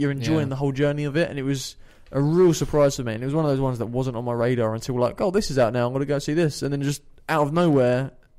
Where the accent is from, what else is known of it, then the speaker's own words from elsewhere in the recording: United Kingdom; you can probably tell by our accents that we're from the United Kingdom.